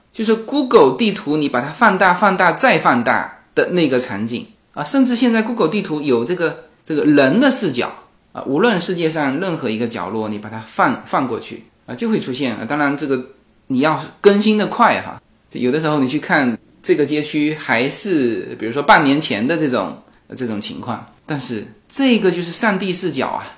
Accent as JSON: {"language": "Chinese", "town": "Fuzhou", "region": "Fujian", "country": "China", "said": "我们福州话，福州话是古汉语啊"}